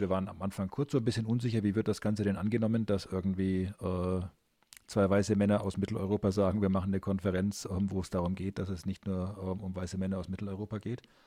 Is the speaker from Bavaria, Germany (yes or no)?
yes; Nuremberg, Bavaria, Germany; bei uns in Nürnberg